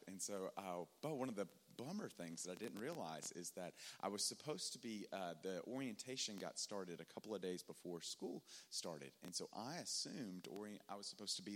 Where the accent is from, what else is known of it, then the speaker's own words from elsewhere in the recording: Tennessee, United States; now in Dallas, United States; I'm from Tennessee.